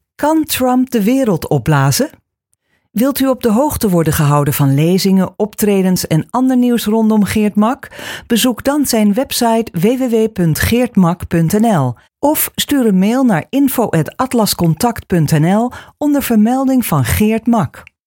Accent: Netherlands; wij als Europeanen en zeker als Nederlanders

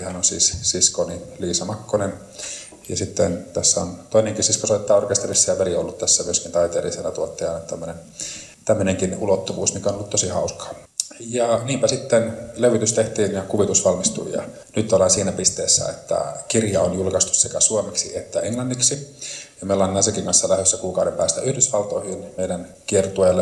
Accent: Lieksa, North Karelia, Finland; Itse olen lähtöisin Lieksasta ja asun siellä

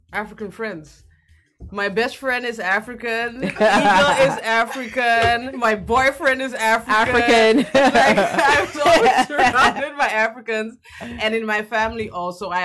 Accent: Amsterdam, North Holland, Netherlands; also born or lived in Trinidad, Trinidad and Tobago; I grew up here in Amsterdam Zuidoost

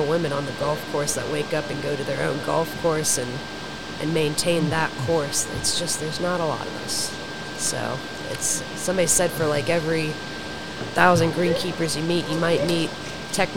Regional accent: Eastern Ohio, United States; also born or lived in West Virginia; now in Charlotte, United States; I'm from that area to begin with, Eastern Ohio, about an hour west of Pittsburgh, Pennsylvania

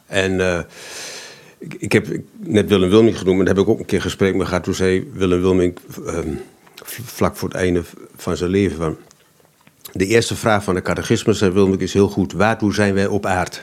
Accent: Almelo, Overijssel, Netherlands; accent: Almeloers; mijn Almeloers accent

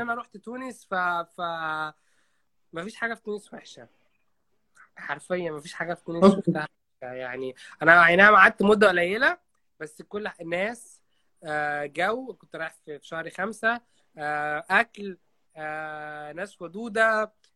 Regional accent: Qena, Upper Egypt, Egypt; now in Dahab, Egypt; انا جناوي انا صعيدي

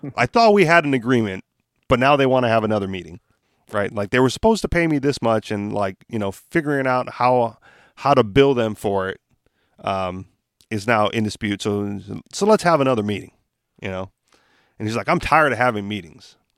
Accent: United States; what they would describe as an American citizen

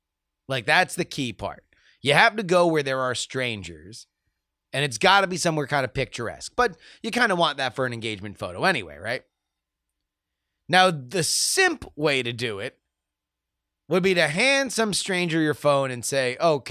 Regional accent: East Coast, United States; now in West Coast, United States; We're both from the East Coast. We now live on the West Coast.

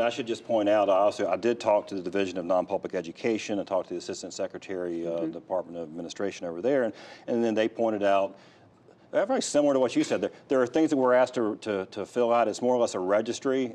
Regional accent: Fayetteville, North Carolina, United States; my hometown, Fayetteville

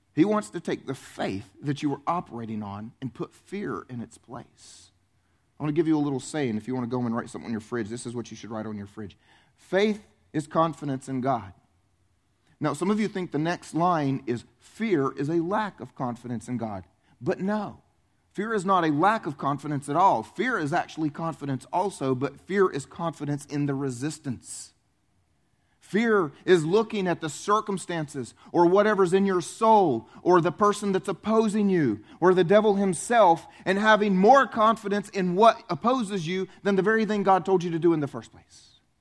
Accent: the South, United States; I grew up here in the South in a blue collar family

